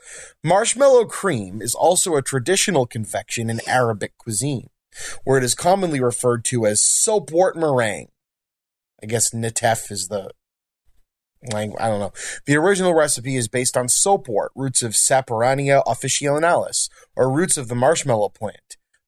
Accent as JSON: {"language": "English", "region": "Northeast", "country": "United States", "said": "So with marshmallow fluff, again, we're from the Northeast. I bet you didn't know that marshmallow fluff was from our area, but it's another thing we lay claim"}